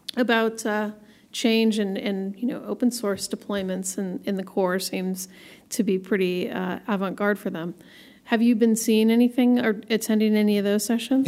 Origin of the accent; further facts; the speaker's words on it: Portland, Oregon, United States; I have a fellow Portlander with me, Alex Williams, all the way from my hometown.